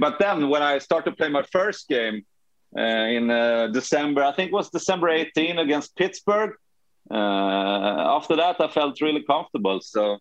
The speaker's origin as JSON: {"language": "English", "country": "Sweden", "moved": "yes", "said": "I'm from Sweden."}